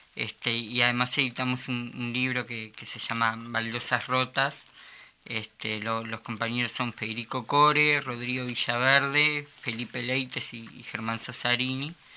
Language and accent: Spanish; Montevideo, Uruguay; moved away as an adult; now in Salinas, Uruguay; Soy oriundo de Montevideo, el barrio obrero como la Teja, Pero, pero ahora estoy viviendo en, en la costa hace ya varios años